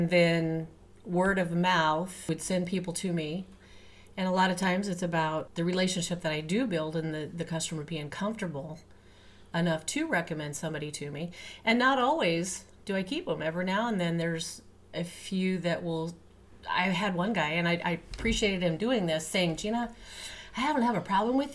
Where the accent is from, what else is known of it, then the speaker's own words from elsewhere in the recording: Kansas, United States; moved away; I'm from Kansas and born and raised there